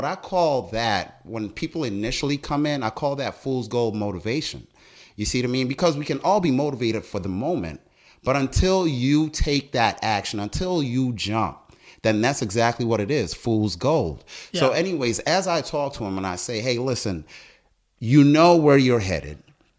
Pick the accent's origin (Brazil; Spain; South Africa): South Africa; also born or lived in Botswana; now in United States; You know, I was born in Botswana. Long story short, and you'll see this, it's all in the book. South African, came to America because of apartheid